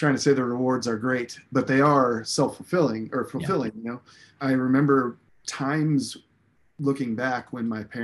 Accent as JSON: {"language": "English", "town": "Des Moines", "region": "Iowa", "country": "United States", "tie": "born or raised there", "said": "I was born in Des Moines, and my parents were small business owners, and they owned a commercial printing company."}